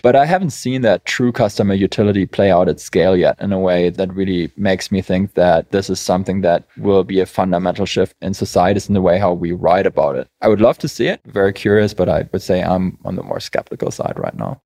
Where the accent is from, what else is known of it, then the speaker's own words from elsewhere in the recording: Germany; now in United States; I'm from Germany, we just love policy and process